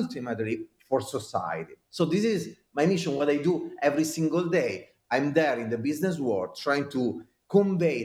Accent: Italy; accent: Italian; now in United States; I am an American citizen, but with my Italian accent, and I am an Italian citizen, but living in America

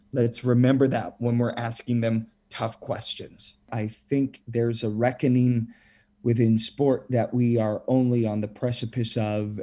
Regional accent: Saskatchewan, Canada; growing up in Saskatchewan, where, you know, long cold winter nights, we've got the curling rinks

